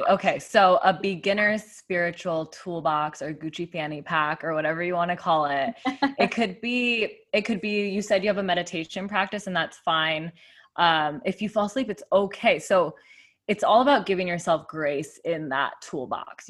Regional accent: Tucson, Arizona, United States; moved away as an adult; also born or lived in Phoenix, Arizona; now in San Diego, United States; I grew up in Tucson, Arizona

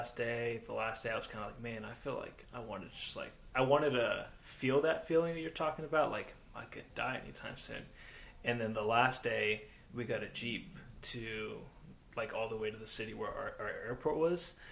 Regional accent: United States; being American

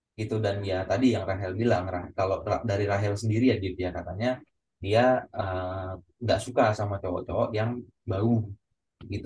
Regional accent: Yogyakarta, Special Region of Yogyakarta, Indonesia; accent: medok; Gue asli Jawa, Jawanya mana Jogja

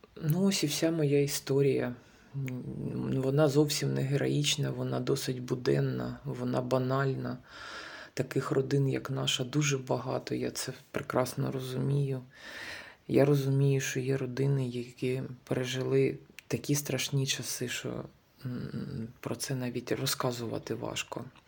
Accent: Kharkiv, Kharkiv Oblast, Ukraine; moved away as an adult; Я з Харкова, з України. Ще місяць тому ми жили в центрі Харкова.

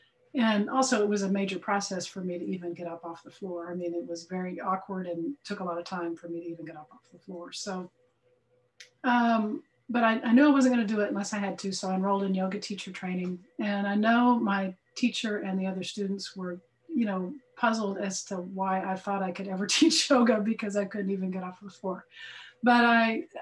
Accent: Dallas, Texas, United States; I'm from Dallas, Fort Worth, Texas

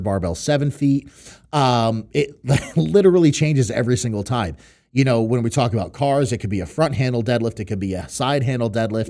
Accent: New York City, New York, United States; born or raised there; moved away; also born or lived in Connecticut / Western Massachusetts

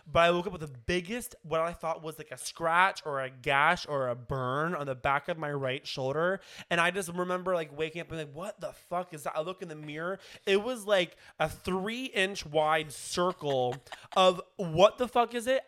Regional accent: Kansas City, United States; moved away; I'm from Kansas City

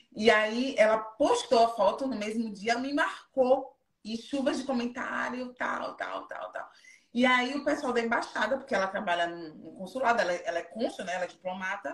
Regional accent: Feira de Santana, Bahia, Brazil; moved away as an adult; also born or lived in Japan; now in London, United Kingdom; Eu sou de Feira de Santana

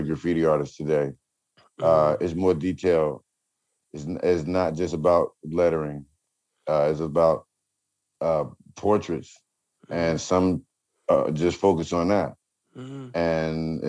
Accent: New Jersey, United States; growing up in Jersey

